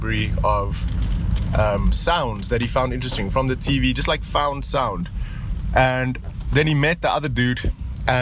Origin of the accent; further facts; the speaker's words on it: Pretoria, Gauteng, South Africa; I'm driving around in my hometown of Pretoria